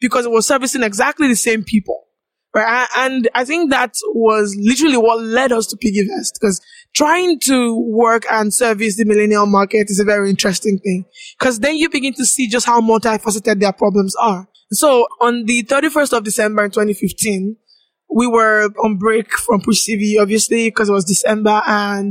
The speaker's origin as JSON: {"language": "English", "region": "Ogun State", "country": "Nigeria", "tie": "born or raised there", "moved": "as an adult", "lives_now": "Lagos, Nigeria", "said": "I grew up in Ogun State, 2 hours away from Lagos"}